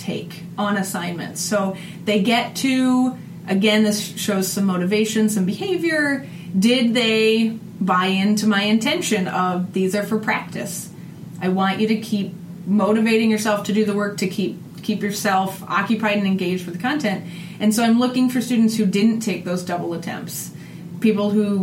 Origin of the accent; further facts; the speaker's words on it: Northeast Iowa, United States; this is my hometown